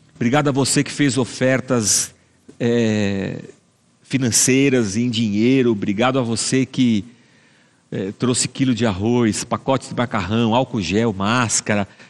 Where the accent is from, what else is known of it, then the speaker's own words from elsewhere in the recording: Barbacena, Minas Gerais, Brazil; quando eu era criança pequena lá em Barbacena